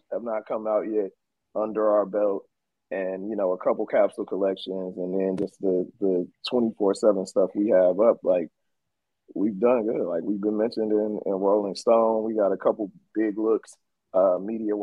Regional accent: Oakland, California, United States; I'm from East Oakland

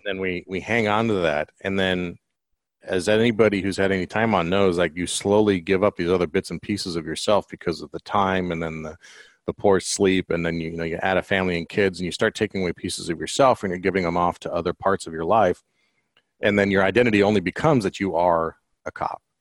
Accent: Colorado, United States; moved away; I'm from Colorado originally

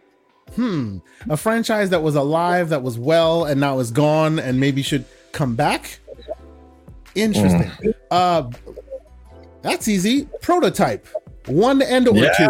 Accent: The Hague, South Holland, Netherlands; moved away; also born or lived in Germany / Amsterdam / Rotterdam; I was raised in the Netherlands, So like, ooh, like born in Germany, raised in most of my life in the Netherlands

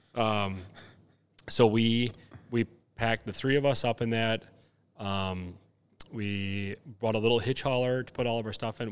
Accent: Wisconsin, United States; we're from Wisconsin

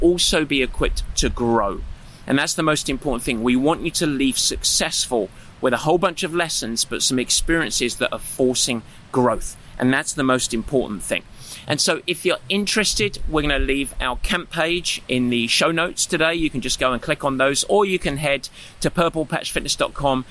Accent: Southend-on-Sea, East of England, United Kingdom; now in United States; I grew up on the east side of London in Essex, a town called Southend

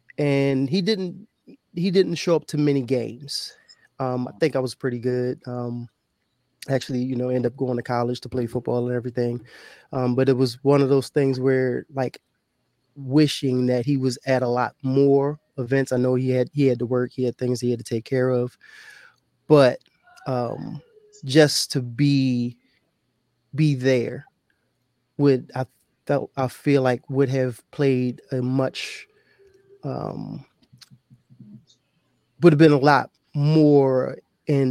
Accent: Baltimore, Maryland, United States; I grew up in Baltimore, Baltimore County for some people

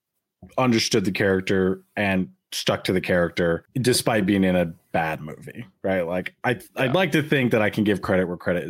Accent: United States; I'm American.

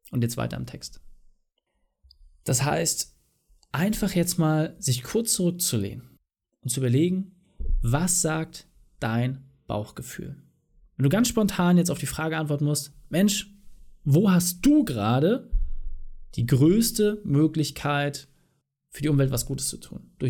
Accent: East Germany, Germany; Ja, also ich komme ja aus dem Osten und bei uns war es damals üblich, dass man einmal im Jahr Subotnik gemacht hat

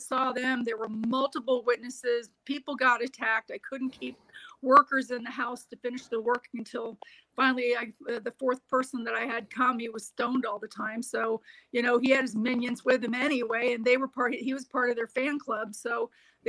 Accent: Florida, United States; I grew up in Florida

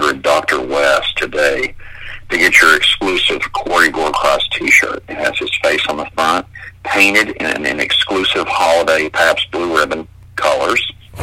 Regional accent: Canada; moved away; I am from Canada originally.

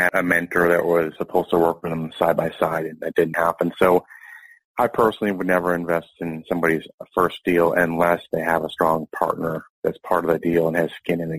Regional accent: Owosso, Michigan, United States; moved away; I grew up in Owosso

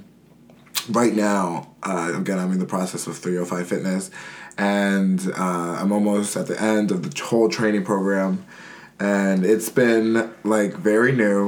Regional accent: New York, United States; moved away; also born or lived in North Carolina; I'm from New York.

